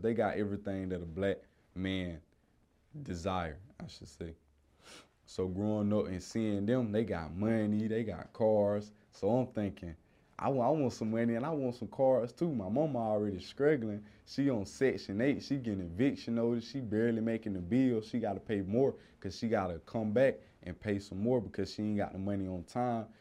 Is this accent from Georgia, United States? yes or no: yes; Columbus, Georgia, United States; I grew up in Columbus, Georgia